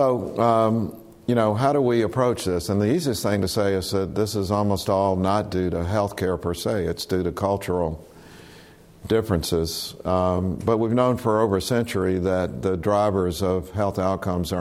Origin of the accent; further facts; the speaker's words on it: South Carolina, United States; moved away; I was born in South Carolina